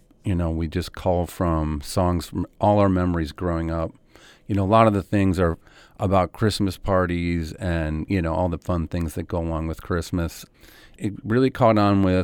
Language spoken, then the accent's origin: English; Cleveland, Ohio, United States; growing up in Cleveland, I just remembered it always snowing.